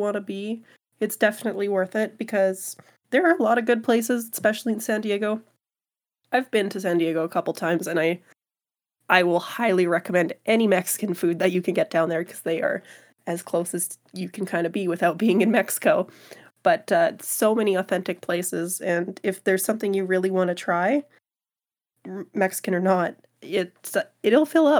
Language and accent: English; Canada; but the discount as a Canadian, kind of worth it, in my opinion